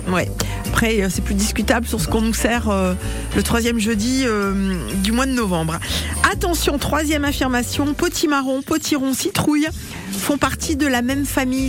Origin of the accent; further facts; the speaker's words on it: Breton, Brittany, France; quand on est breton